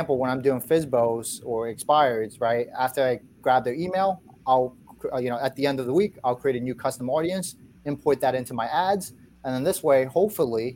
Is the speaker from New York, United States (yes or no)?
yes; New York, United States; moved away as an adult; now in Virginia, United States; I'm originally from New York